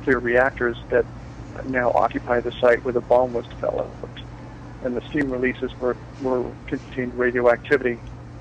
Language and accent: English; eastern Washington State, United States; In eastern Washington State. It's pretty desolate. And I grew up near the area where the Manhattan Project was